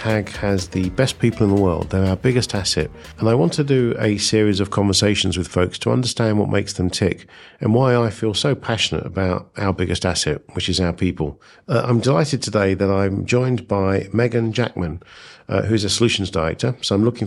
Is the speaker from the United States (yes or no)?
no; Essex, East of England, United Kingdom; moved away; also born or lived in North London; I'm an Essex boy